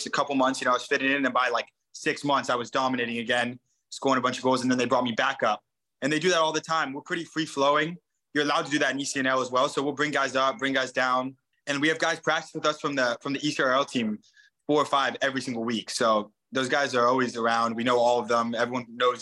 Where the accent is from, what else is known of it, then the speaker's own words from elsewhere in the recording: San Diego, California, United States; also born or lived in Oakland, California; I was born in Oakland, California, and then I moved to San Diego when I was 5